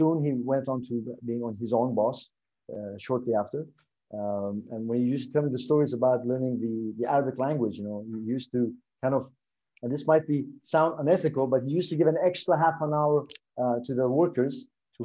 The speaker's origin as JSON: {"language": "English", "region": "Dubai", "country": "United Arab Emirates", "tie": "born or raised there", "also_born_or_lived": "Sweden", "moved": "as an adult", "said": "I was born in Dubai"}